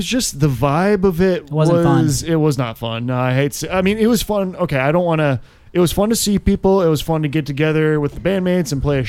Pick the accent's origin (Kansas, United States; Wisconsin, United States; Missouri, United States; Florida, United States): Wisconsin, United States; now in Austin, United States; I grew up in Wisconsin, but I've lived in Texas.